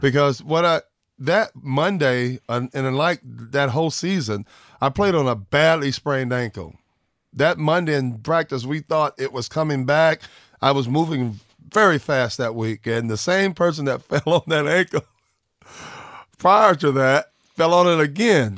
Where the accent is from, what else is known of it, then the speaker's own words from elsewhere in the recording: Orlando, Florida, United States; growing up in Orlando